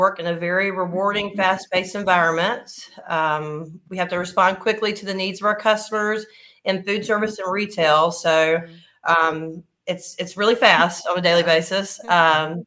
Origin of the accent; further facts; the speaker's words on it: Eastern North Carolina, United States; we come from a background where we just did pig pickings growing up in Eastern North Carolina